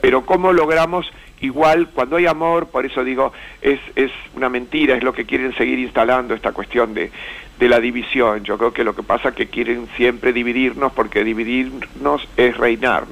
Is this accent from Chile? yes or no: no; Buenos Aires, Argentina; yo soy de Recoleta, San Martín de Tours, Champañá